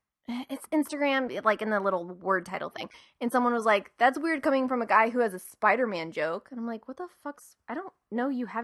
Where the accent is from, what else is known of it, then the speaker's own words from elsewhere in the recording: Ohio, United States; I remember growing up in Ohio that it was like getting on the local news was like huge.